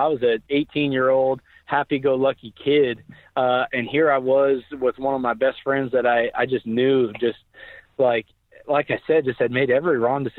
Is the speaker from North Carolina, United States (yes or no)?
no; Oklahoma, United States; Where now, granted, I was born and raised in Oklahoma, so I had teachers, telling us each week that they're praying for us